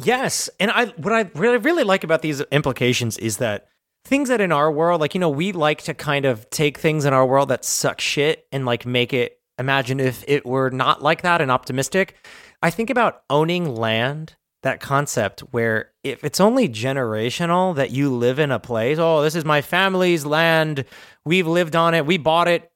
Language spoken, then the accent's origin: English; New Jersey, United States; moved away; we're from Jersey